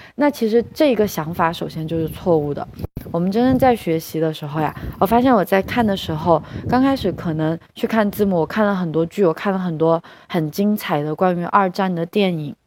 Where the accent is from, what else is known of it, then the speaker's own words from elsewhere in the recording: China; 作为中国人是有一个很好的资源的